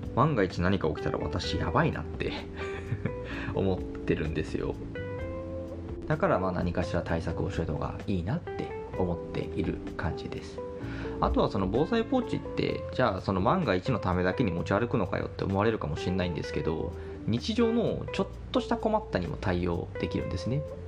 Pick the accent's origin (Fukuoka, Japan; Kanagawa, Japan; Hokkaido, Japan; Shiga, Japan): Hokkaido, Japan; moved away as an adult; now in Kanto, Japan; 私もともと北海道出身で、えっと、最初の就職も北海道でしています。で、その後上京してきて今は関東で暮らしているんですけども